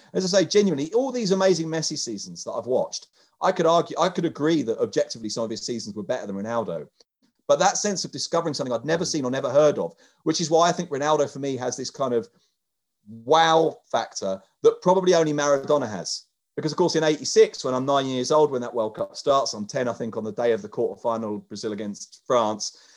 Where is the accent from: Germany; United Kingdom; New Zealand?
United Kingdom; London; moved away; also born or lived in Oviedo; being a Londoner